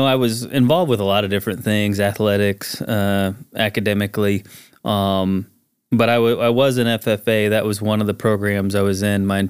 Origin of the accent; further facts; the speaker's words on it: Buffalo, Missouri, United States; I grew up in Buffalo, north of Springfield. Grew up on a farm my entire life. My dad and brother still farm.